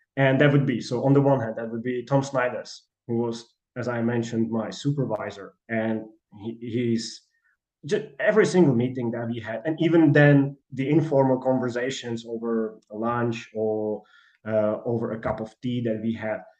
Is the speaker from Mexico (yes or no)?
no; Czechia; moved away as an adult; now in Manchester, United Kingdom; I applied for Charles University in Prague because I'm from Czechia